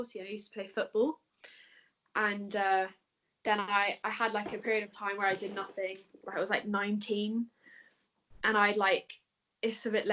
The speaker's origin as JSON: {"language": "English", "region": "London", "country": "United Kingdom", "said": "Okay, so I'm from London. And I train at Roger Gracie Academy HQ"}